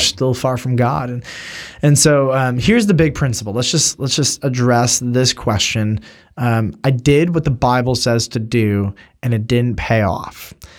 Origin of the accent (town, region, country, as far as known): United States